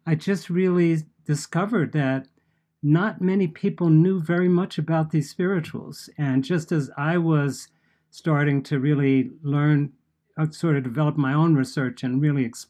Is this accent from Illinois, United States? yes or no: no; New York City, New York, United States; I grew up in New York City